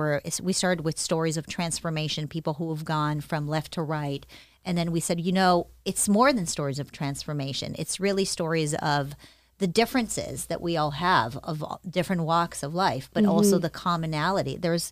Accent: Israel; also born or lived in United States; I was born in the States. My parents were both very good to me. It's not that I experienced any sort of abuse ever, but things were tough. My mom raised me on her own. She was a single mother. We moved from the United States to Israel.

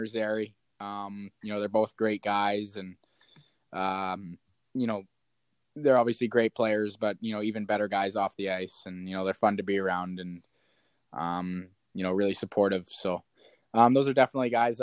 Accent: Kamloops, British Columbia, Canada; born or raised there

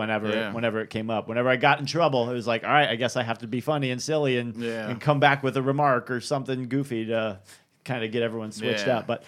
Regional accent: Boston, Massachusetts, United States; moved away; I'm up from Boston, so that's where I'm originally from

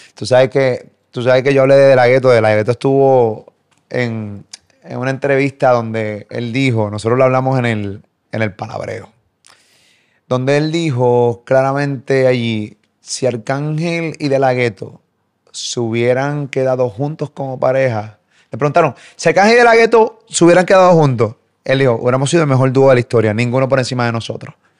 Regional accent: Puerto Rico; yo soy puertorriqueño

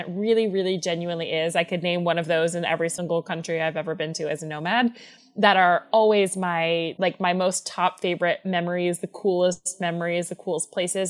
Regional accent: Atlanta, Georgia, United States; moved away; I'm from Atlanta

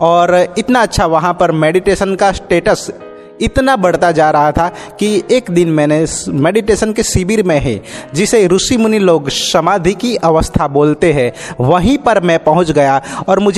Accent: Halol, Gujarat, India; मैं हालोल पावागढ़ से बिलोंग करता हूँ

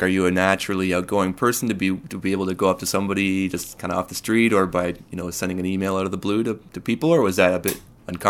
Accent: Kitchener-Waterloo, Ontario, Canada; now in Victoria, Canada; I mean, I moved here from Kitchener-Waterloo, as we were talking before

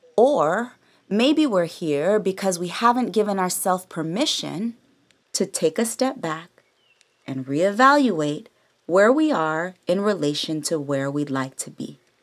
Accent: the Bay Area, California, United States; now in Los Angeles, United States; I'm from the Bay all day, San Francisco and Oakland alike. And since I moved to L

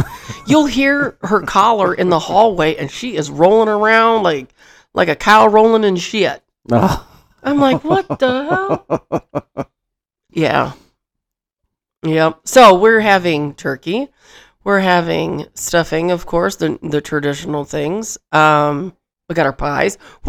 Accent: Michigan, United States; Where I grew up in Michigan, the only cows we saw were milk cows, and that was at Cook's Dairy Farm.

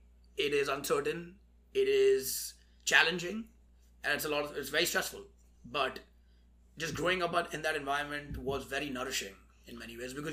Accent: India; moved away; growing up in India

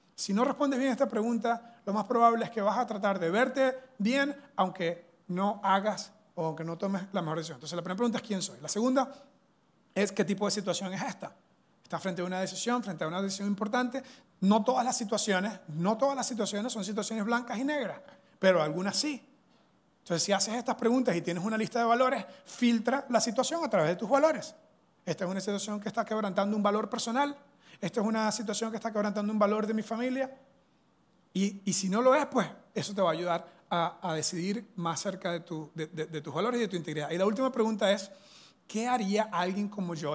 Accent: Venezuela; now in Costa Rica; soy venezolano, eso es una mezcla que tengo, ¿verdad? Culturalmente, pero soy venezolano

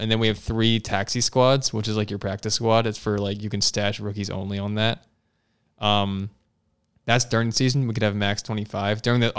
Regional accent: Doylestown, Pennsylvania, United States; moved away; I'm from Bucks County.

